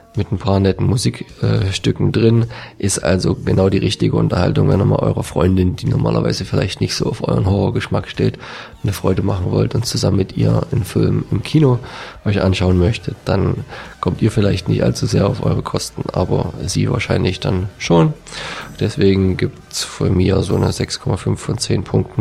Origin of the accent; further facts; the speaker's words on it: Dresden, Saxony, Germany; jetzt als Dresdner